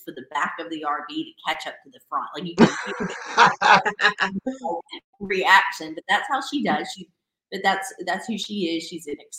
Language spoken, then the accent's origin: English; Tennessee, United States; now in Savannah, United States; grew up in Tennessee, so in a small town, so farm town